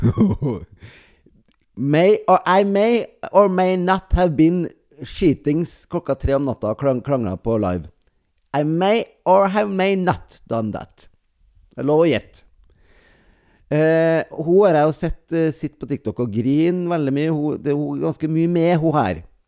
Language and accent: Norwegian; near Bjugn, Trøndelag, Norway; Nesten der jeg kommer fra